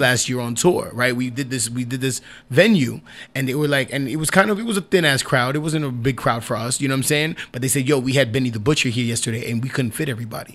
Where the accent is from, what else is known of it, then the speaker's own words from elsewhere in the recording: New York, United States; I'm a New York artist. Yeah. I'm a New York. I, I was born in New York